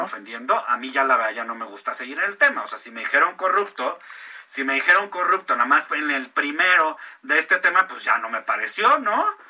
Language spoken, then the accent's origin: Spanish; Mexico; quiénes somos los mexicanos